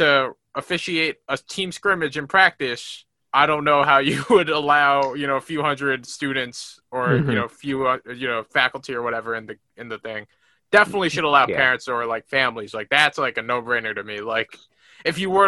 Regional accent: New York, United States; I'm from New York

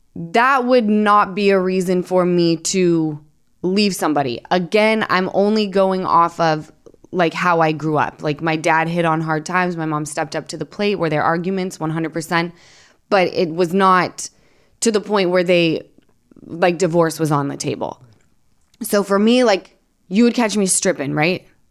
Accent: Utah, United States; I'm from Utah

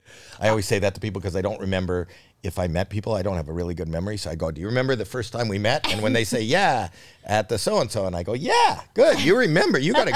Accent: Canada; one Canadian seeing another

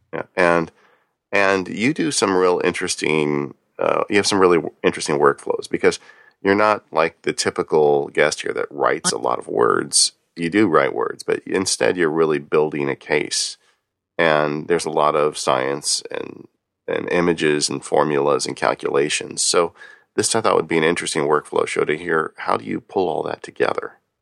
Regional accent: Southern California, United States; growing up in Southern California, everything here is, um, is wood frame stucco covered

